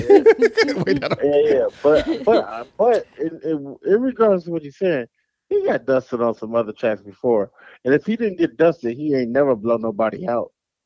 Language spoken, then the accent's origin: English; Midwest, United States; we're from the Midwest and we are like a melting pot when it comes to music.